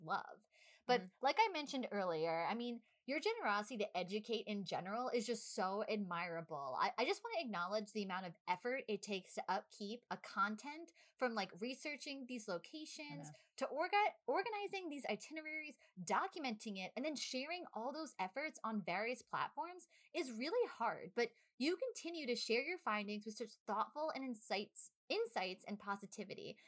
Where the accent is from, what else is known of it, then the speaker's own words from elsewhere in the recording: New York, United States; we're from New York